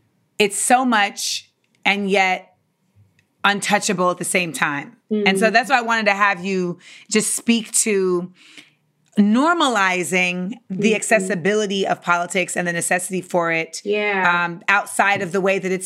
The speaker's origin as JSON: {"language": "English", "region": "Florida", "country": "United States", "said": "I'm from Florida"}